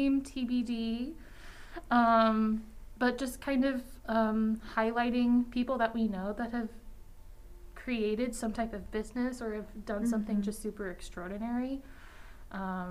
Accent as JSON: {"language": "English", "town": "Winter Park", "region": "Florida", "country": "United States", "moved": "as an adult", "lives_now": "Amherst, United States", "said": "I am from Winter Park, Florida, which is just outside of Orlando."}